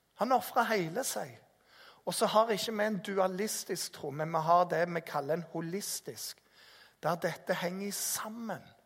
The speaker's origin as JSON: {"language": "Norwegian", "area": "Jæren", "region": "Rogaland", "country": "Norway", "said": "kommer jeg fra Jæren"}